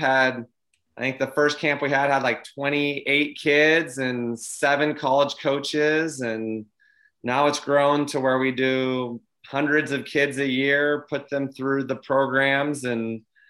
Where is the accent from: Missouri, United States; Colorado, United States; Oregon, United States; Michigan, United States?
Oregon, United States; Southern; I grew up in Southern Oregon